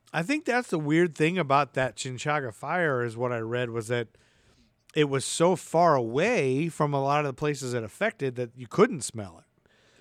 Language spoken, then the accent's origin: English; Toledo, Ohio, United States; I'm from forty-five minutes outside of Detroit. I'm from Toledo, Ohio.